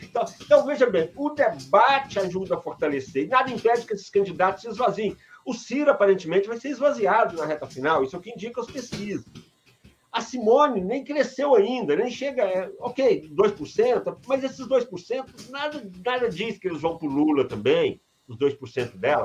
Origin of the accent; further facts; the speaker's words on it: Iturama, Minas Gerais, Brazil; eu sou de Iturama